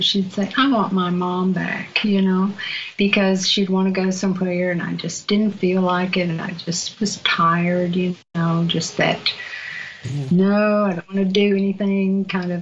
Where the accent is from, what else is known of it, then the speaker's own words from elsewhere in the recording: Virginia, United States; accent: southern; moved away; my southern accent, I'm not from out here. I'm from Virginia